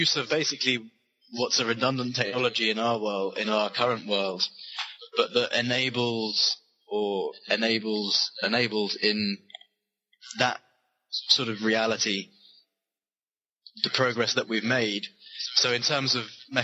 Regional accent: United Kingdom; also born or lived in London; being British and obviously living in London

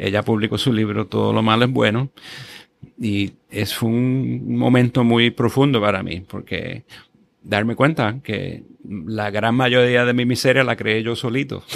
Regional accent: Guaynabo, Puerto Rico; yo crecí en Guaynabo

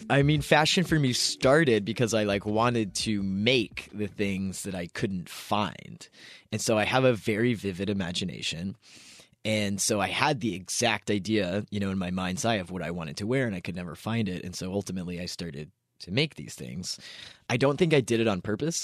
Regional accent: Kentucky, United States; now in Los Angeles, United States; I grew up in Kentucky.

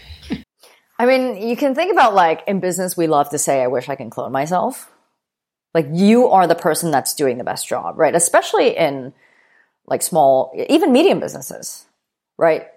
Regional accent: Vancouver, British Columbia, Canada; moved away as an adult; also born or lived in New York; when I moved to New York from Vancouver, uh, where I'm originally from

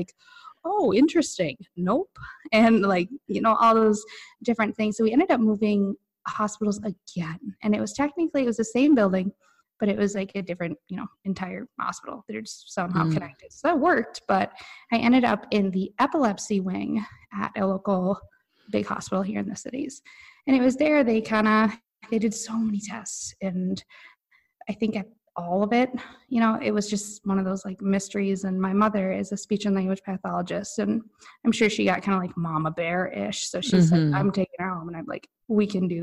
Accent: Stillwater, Minnesota, United States; I grew up in Stillwater, Minnesota

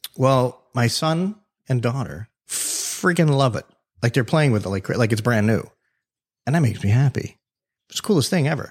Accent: Davie, Florida, United States; accent: New York; also born or lived in New York City; I lived in New York for, you know, about five years as a kid, right? I was born in South Florida, moved to New York, came back

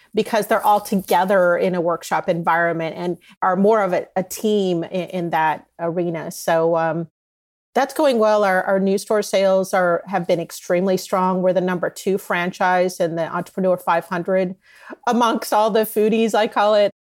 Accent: Southern California, United States; moved away as an adult; also born or lived in New York / Dallas / Boston / Michigan; I grew up here in Southern California

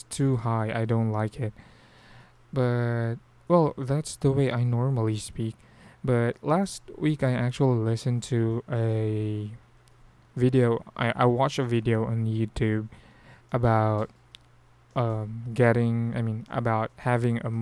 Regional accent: Philippines; accent: Filipino; we actually have a very strong Filipino accent

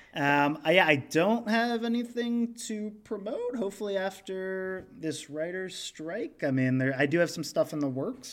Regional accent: Cincinnati, Ohio, United States; I'm from Cincinnati

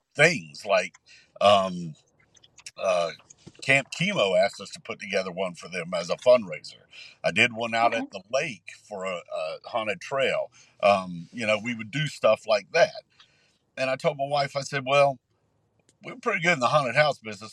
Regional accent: Columbia, South Carolina, United States; I grew up here in Columbia, and we we grew up in a neighborhood called Woodfield Park

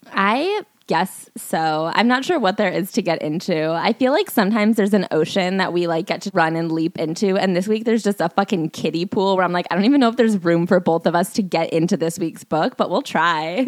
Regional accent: New York, United States; I'm a New Yorker

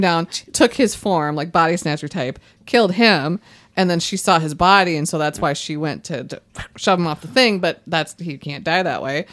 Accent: White Bear Lake, Minnesota, United States; growing up in White Bear Lake

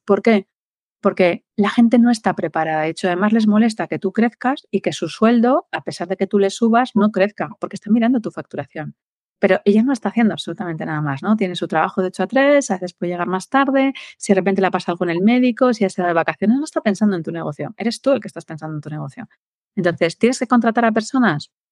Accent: Valladolid, Castile and León, Spain; yo soy de Valladolid

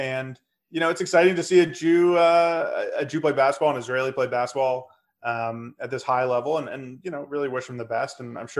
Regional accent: Canada; Everyone I knew growing up was a Steve Nash fan, if you were Canadian, even though came from a different part of Canada than we were from.

